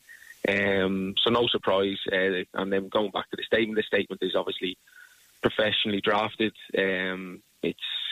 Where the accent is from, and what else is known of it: Ireland; born or raised there